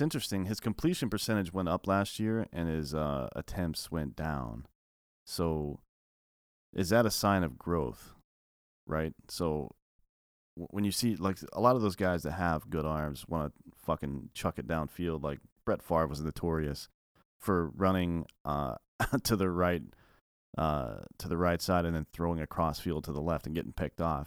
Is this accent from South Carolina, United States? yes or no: yes; Clemson, South Carolina, United States; I come from the Clemson area